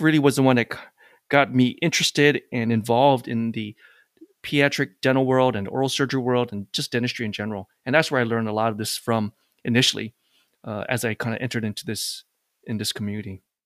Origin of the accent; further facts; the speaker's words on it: Hawaii, United States; now in New York, United States; I'm actually from Hawaii. Came to New York, met my wife, and never left since then.